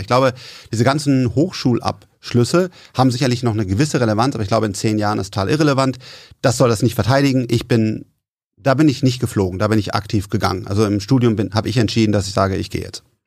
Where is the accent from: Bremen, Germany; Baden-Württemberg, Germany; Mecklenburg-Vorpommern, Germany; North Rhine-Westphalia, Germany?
North Rhine-Westphalia, Germany; Bonn; wir kommen aus Bonn